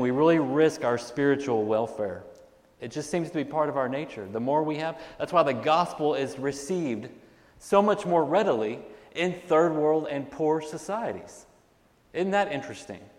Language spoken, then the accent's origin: English; United States; as American Christians